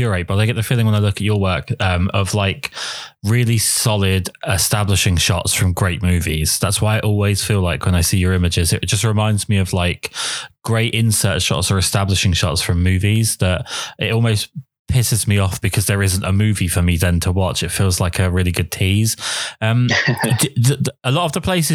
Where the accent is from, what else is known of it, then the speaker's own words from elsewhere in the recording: London, United Kingdom; I'm originally from London